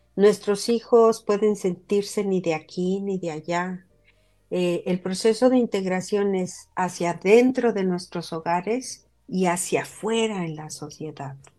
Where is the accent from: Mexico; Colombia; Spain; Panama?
Mexico; first language Spanish; now in Utah, United States; Yo estoy hablando como inmigrante mexicana